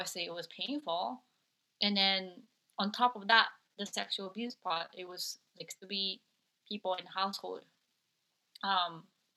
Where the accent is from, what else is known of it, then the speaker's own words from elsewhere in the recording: Japan; moved away; I'm originally from Japan